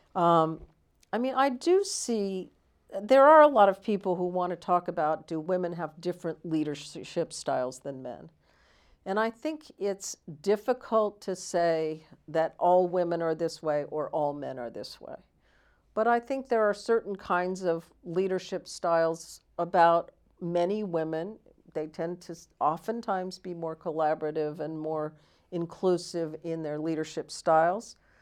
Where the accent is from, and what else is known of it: California, United States; also born or lived in Washington, D.C.